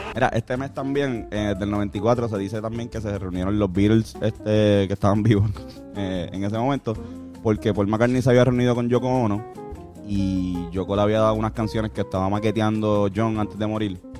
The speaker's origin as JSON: {"language": "Spanish", "country": "Puerto Rico"}